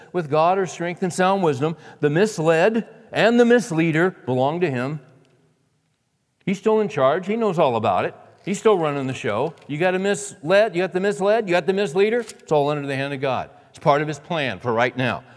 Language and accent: English; San Joaquin Valley, California, United States; moved away; I grew up in California, in the San Joaquin Valley